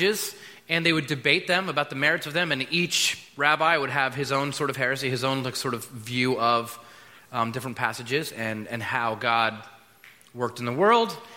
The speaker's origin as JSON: {"language": "English", "country": "United States", "said": "we're American"}